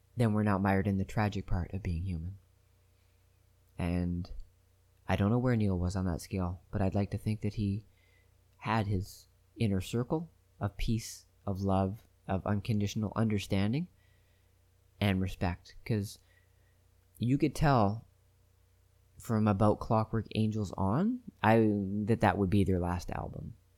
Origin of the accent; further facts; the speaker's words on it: Canada; I'm Canadian